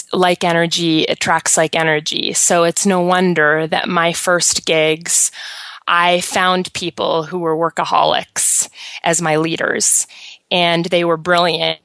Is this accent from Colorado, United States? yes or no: yes; Colorado, United States; also born or lived in East Coast; I moved back from the East Coast to Colorado, which is where I'm from